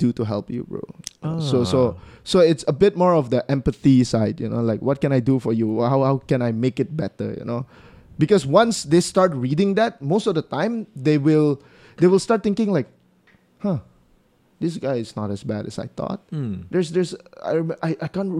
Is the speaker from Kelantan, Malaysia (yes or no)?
no; Sarawak, Malaysia; accent: Sarawakian; it's how Sarawakians speak. Our English have an accent to it